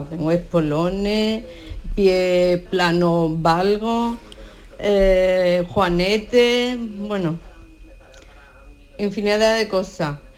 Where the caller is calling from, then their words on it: Seville, Andalusia, Spain; Hola, buenas tardes. Soy … de Sevilla